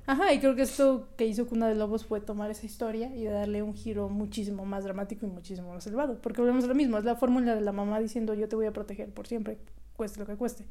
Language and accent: Spanish; Mexico; siendo mexicanos